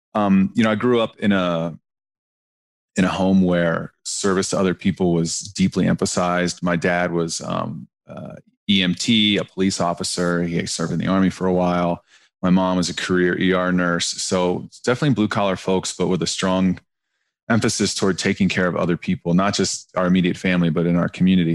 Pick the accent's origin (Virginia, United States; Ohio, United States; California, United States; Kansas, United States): Ohio, United States; Southern; I'm a white guy from Southern Ohio